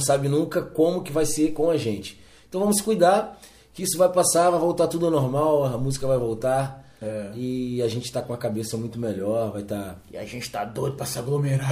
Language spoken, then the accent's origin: Portuguese; Rio de Janeiro, Brazil; sou natural do Rio de Janeiro, é, sou carioca da gema.